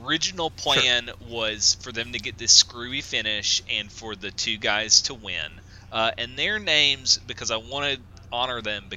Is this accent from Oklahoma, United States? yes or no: no; Tennessee, United States; growing up in Tennessee